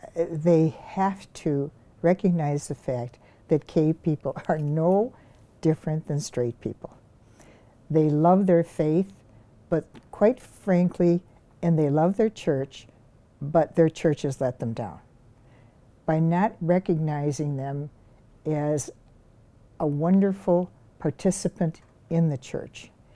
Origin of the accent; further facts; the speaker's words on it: Glenview, Illinois, United States; now in Elm Grove, United States; I grew up in Glenview, Illinois, which is a western suburb of Chicago